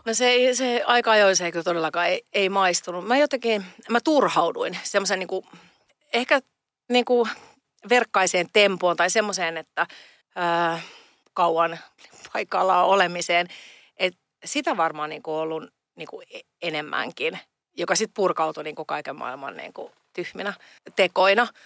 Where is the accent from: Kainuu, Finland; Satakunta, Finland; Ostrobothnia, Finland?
Satakunta, Finland; Pori; moved away; also born or lived in Pomarkku; Mä oon Porista kotoisin ja sieltä menin niin kuin Porin osasta vielä Noormarkusta ja kävin lukion Pomarkussa